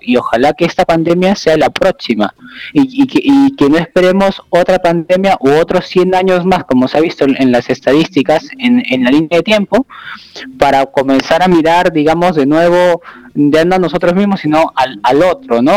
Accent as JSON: {"language": "Spanish", "country": "Peru", "said": "como nosotros decimos aquí en Perú"}